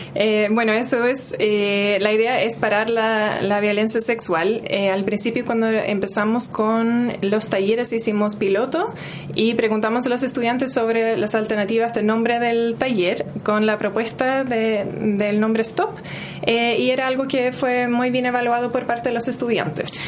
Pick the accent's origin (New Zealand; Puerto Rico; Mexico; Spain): New Zealand; Spanish is a second language; moved away as an adult; also born or lived in Norway; now in Chile; nací en Nueva Zelanda, estudié enfermería en Nueva Zelanda